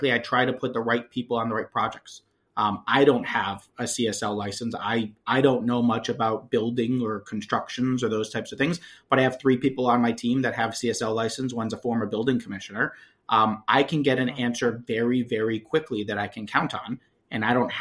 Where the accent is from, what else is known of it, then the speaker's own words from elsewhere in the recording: Connecticut, United States; now in Lowell, United States; I grew up in Connecticut